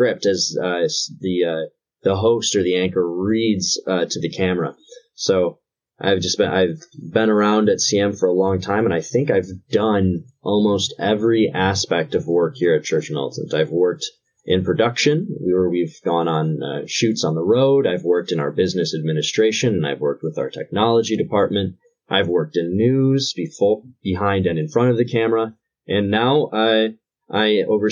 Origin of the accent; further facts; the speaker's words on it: Detroit, Michigan, United States; Born and raised in the Metro Detroit area of Michigan